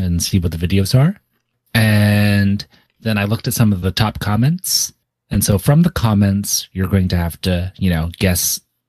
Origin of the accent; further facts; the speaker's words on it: the South, United States; as an American who grew up in various southern states mostly, I've not really been exposed to many blank.